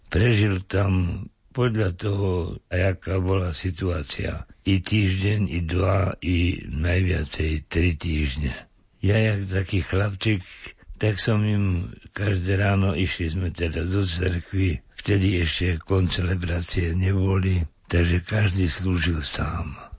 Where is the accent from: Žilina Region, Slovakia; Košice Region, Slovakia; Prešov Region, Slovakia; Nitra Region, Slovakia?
Prešov Region, Slovakia; Šarišské Sokolovce; also born or lived in Torysky; Ja som sa narodil v Šereských Sokolovciach. Je to malá dedinka, mala okolo 80 čísel